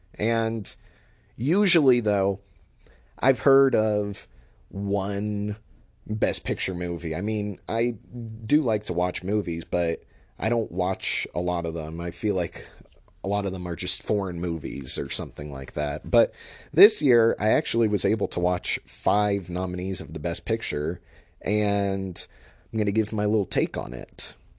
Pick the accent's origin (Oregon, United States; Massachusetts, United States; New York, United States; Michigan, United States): Oregon, United States; Portland; also born or lived in Washington State / Bay Area, California; I'm from the Portland area